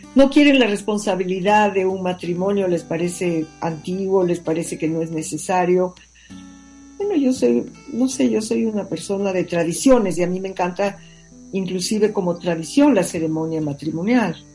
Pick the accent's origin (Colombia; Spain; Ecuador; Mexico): Ecuador; así somos los ecuatorianos